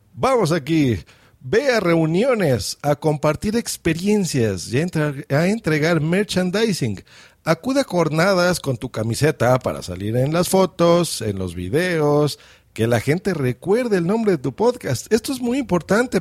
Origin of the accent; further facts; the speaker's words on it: Mexico; accent: Mexican; yo estoy en México, se nota por mi acento.